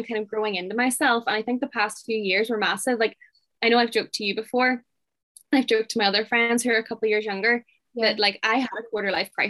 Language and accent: English; Oman; I'm from Oman. A lot. I'm from a countryside.